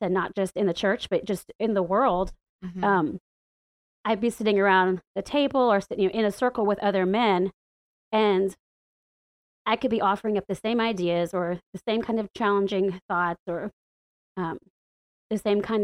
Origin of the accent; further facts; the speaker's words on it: the Bible Belt, the South, United States; moved away as an adult; now in Washington, D.C., United States; growing up in the Bible Belt and in the buckle of the Bible Belt, it's been pretty lonely and living in the South